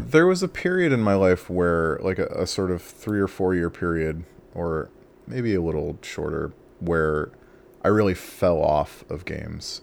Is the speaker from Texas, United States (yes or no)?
no; Imperial Beach, California, United States; moved away as an adult; I grew up in Southern California, uh, in the county of San Diego in a city called Imperial Beach, um, and that's where I spent basically my whole life until I was twenty-one